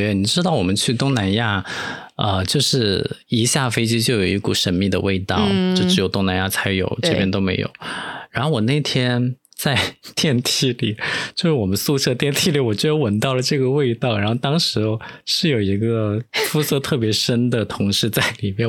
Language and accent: Chinese; Taiwan; 对啊，我是台湾人，你们忘了吗？